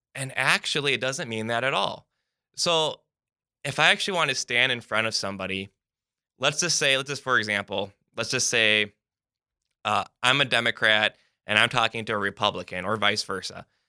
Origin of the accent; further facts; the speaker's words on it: United States; being an American